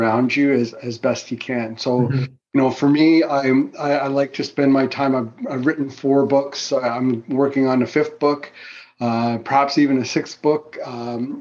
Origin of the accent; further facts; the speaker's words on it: Fiji; also born or lived in Goa, India; now in Canada; I was born in the Fiji Islands